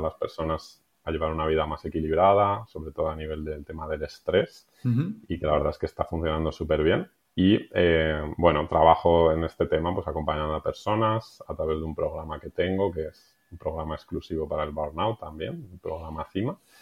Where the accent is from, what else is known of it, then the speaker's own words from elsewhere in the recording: Madrid, Community of Madrid, Spain; moved away as an adult; now in Benasque Valley, Spain; Soy madrileño, aunque hace un tiempo me mudé y me fui a vivir al Pirineo